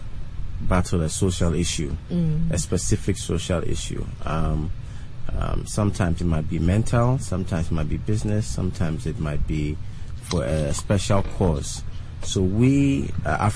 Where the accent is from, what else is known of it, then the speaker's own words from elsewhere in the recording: Ghana; I'm from Ghana.